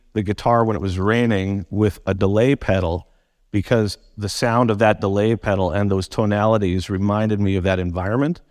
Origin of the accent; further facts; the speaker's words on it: Vancouver, British Columbia, Canada; also born or lived in Surrey; born and raised in Vancouver